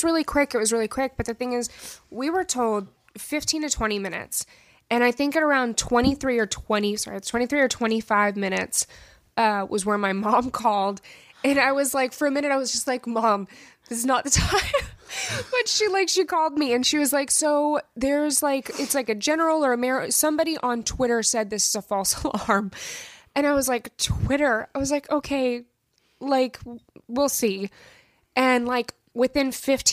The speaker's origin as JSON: {"language": "English", "region": "New Mexico", "country": "United States", "tie": "born or raised there", "said": "I grew up in New Mexico, and we have white sands out there"}